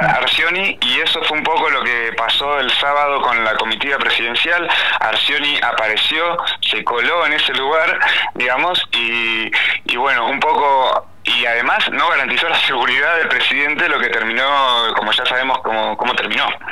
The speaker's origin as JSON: {"language": "Spanish", "region": "Chubut", "country": "Argentina", "said": "quienes somos de Chubut"}